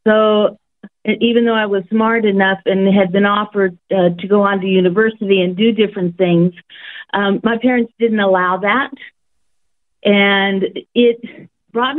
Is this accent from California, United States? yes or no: yes; San Jose, California, United States; now in Australia; I was born in a place that nobody really knew of at that time, called San Jose, California